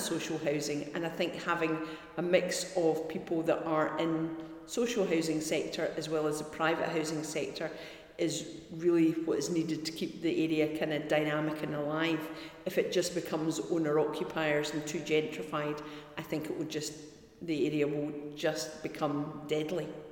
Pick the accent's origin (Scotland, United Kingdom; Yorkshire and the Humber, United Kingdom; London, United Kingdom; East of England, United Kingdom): Scotland, United Kingdom; Glasgow; also born or lived in Helensburgh / Dunblane; I'm a, a Scottish woman that grew up in Helensburgh, then Dunblane and Glasgow, and identify very much myself as a Glaswegian